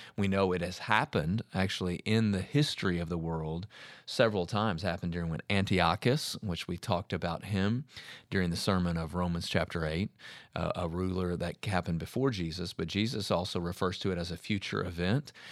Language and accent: English; United States; as American Christians